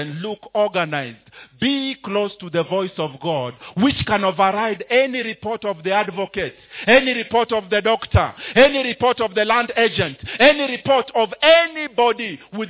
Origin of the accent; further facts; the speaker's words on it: Mombasa, Mombasa County, Kenya; I grew up in Mombasa. Therefore, I had a friend called Abdallah.